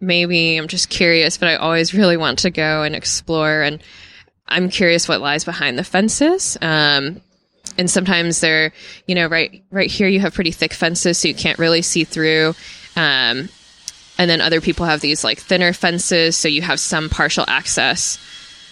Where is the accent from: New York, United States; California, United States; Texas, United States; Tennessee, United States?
Texas, United States; Spring; moved away as an adult; also born or lived in East Coast; I grew up in Spring